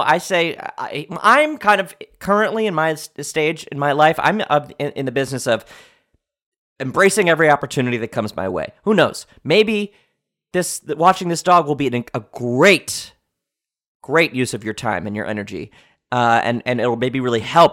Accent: United States; I'm an American patriot

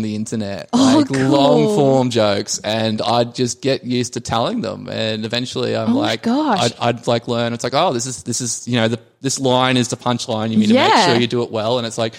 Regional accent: Blackwater, Queensland, Australia; moved away; I come from Blackwater originally. Blackwater is 2 hours west from Rockhampton, which is 8 hours north of Brisbane.

